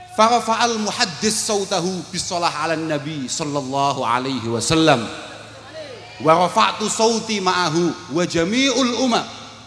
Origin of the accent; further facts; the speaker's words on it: Kediri, East Java, Indonesia; saya dari Kediri